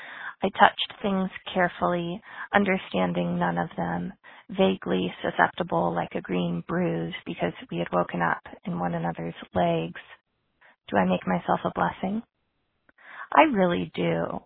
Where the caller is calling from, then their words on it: Santa Barbara, California, United States; I'm calling from Santa Barbara, California